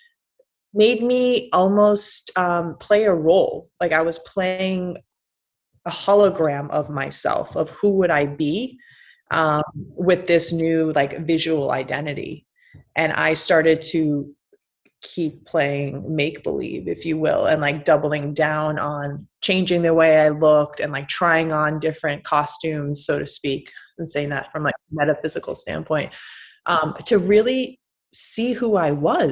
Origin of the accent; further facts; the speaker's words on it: Massachusetts, United States; I grew up in a very small town in Massachusetts